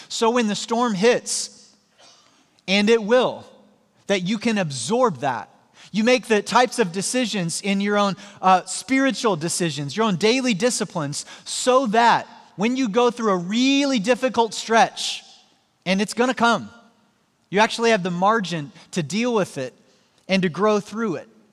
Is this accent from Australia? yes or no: no; Joplin, Missouri, United States; moved away; my hometown in Joplin, Missouri